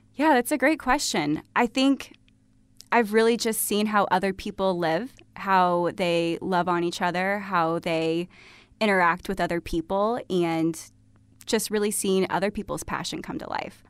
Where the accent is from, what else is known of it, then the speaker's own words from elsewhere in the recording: Sherman, Illinois, United States; also born or lived in Iowa / Australia / Chicago; I am originally from Sherman, Illinois. So, grew up here in town, very close